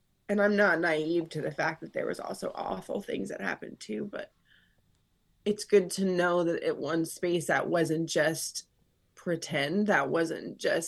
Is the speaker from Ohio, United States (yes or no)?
no; Florida, United States; I grew up in Florida